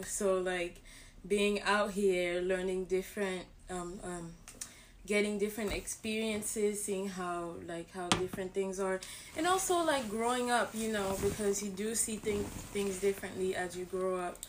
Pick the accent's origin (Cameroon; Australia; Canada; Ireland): Cameroon; I'm from Cameroon